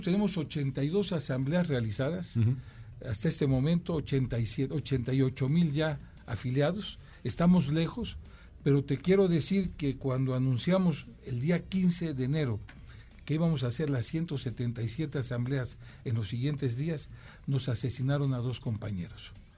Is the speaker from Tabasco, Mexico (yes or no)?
no; Veracruz, Mexico; soy veracruzano